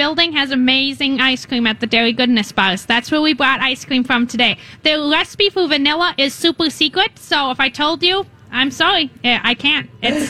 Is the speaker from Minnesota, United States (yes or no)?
yes; Byron, Minnesota, United States; I'm from Byron, Minnesota, so I'm about 15 minutes from Rochester, so very close by, about an hour and a half south of here. And I live on my family's dairy farm. We have about 95 cows. And so I grew up feeding calves, milking cows.